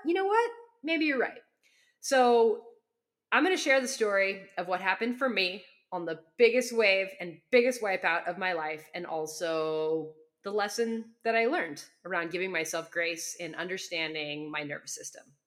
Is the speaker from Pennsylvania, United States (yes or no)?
no; Southern California, United States; I grew up in Southern California